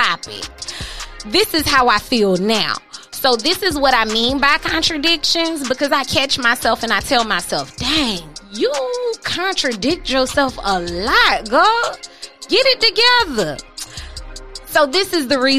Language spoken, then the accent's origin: English; Florida, United States; I'm a native here in Florida